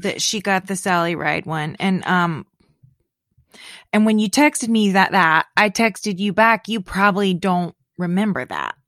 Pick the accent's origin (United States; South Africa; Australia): United States; Leesburg, Florida; moved away; I was born, my hometown, Leesburg, is like a little over an hour from Cape Canaveral